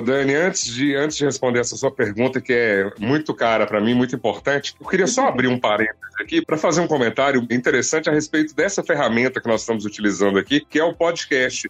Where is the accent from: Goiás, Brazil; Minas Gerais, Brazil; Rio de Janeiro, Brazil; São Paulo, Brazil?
Minas Gerais, Brazil; Serranópolis de Minas; also born or lived in Porteirinha; now in Montes Claros, Brazil; Eu nasci em Porteirinha, mas passei toda a minha infância lá em Serranópolis de Minas